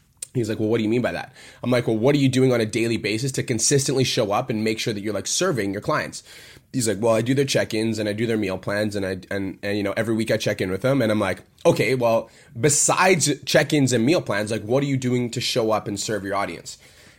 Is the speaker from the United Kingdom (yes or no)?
no; Canada; moved away; So I came from Canada